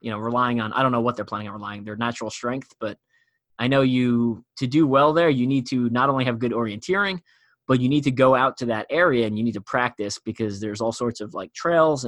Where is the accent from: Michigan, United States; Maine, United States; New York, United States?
New York, United States; Long Island; Farsi is my language. I grew up in Long Island